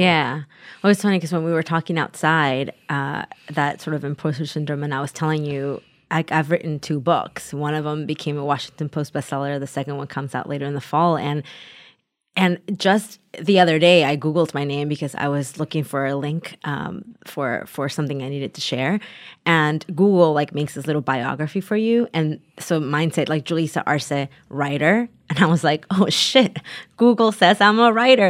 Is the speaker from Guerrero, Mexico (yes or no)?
yes; Taxco, Guerrero, Mexico; now in United States; because I'm from Guerrero too, but I, but I always say I'm from Tasco, Guerrero